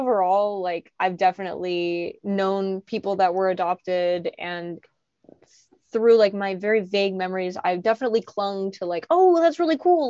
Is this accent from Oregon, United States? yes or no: yes; Portland, Oregon, United States; growing up in Portland at the time